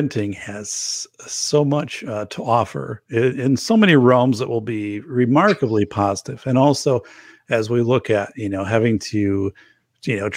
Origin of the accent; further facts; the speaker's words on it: northern Wisconsin, United States; my hometown, which is northern Wisconsin